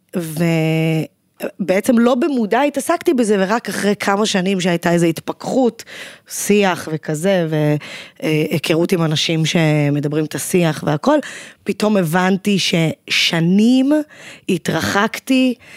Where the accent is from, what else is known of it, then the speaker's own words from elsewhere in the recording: Zikhron Ya'akov, Haifa District, Israel; גדלתי בזיכרון, מרוקאית